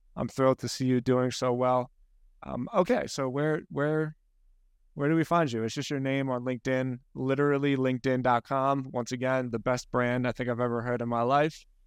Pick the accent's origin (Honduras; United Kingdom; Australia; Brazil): United Kingdom; Scotland; I'm Scottish